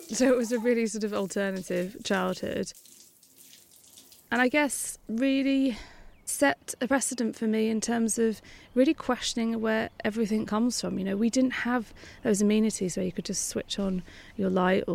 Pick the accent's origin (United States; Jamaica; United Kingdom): United Kingdom; Lancashire, North West England; I grew up in Lancashire, which is northwest England, in a very small farming village